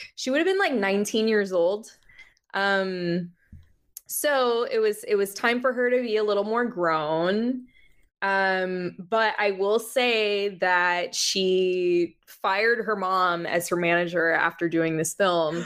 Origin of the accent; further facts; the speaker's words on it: Miami, Florida, United States; moved away as an adult; also born or lived in Jersey City, New Jersey / Jacksonville, Florida; now in Los Angeles, United States; I grew up in Miami.